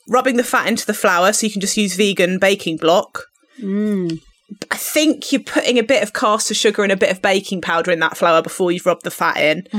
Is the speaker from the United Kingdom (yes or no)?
yes; Devon, South West England, United Kingdom; we grew up in Devon